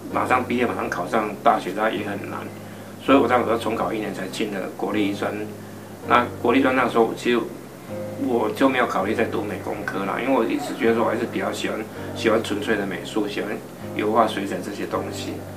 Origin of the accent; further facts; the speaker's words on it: Pingtung County, Taiwan; 乡下孩子，对，那个屏东，半岛很，很，很乡，很偏僻的乡下孩子